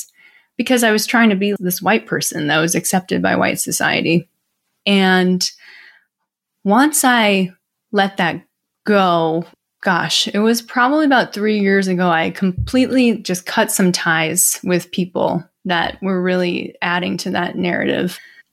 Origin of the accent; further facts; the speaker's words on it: Midwest, United States; when you grow up in the Midwest, Ron, you can probably relate to this growing up in the South, but you don't lump yourselves with Asian people.